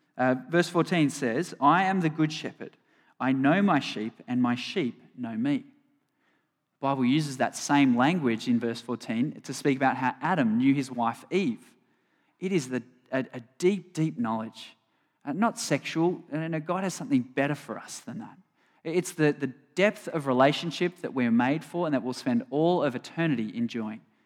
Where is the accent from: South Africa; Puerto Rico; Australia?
Australia; Sydney, New South Wales; John and I grew up on the North Shore